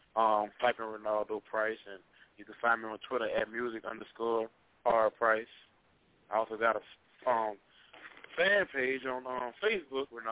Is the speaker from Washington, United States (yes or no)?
no; Baton Rouge, Louisiana, United States; I'm from Baton Rouge